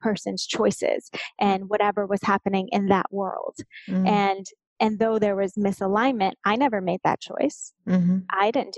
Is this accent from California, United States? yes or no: yes; Southern California, United States; also born or lived in Los Angeles; I grew up in Southern California, about an hour and a half southeast of LA.